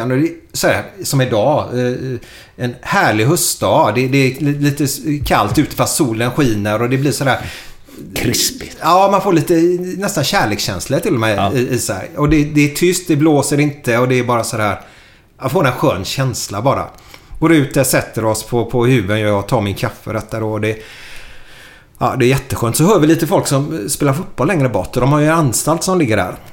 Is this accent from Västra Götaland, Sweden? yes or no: yes; Gothenburg, Västra Götaland, Sweden; jag är från Frölunda, ah